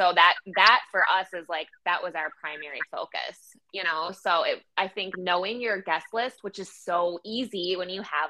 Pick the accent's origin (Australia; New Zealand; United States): United States; Wisconsin; we're from Wisconsin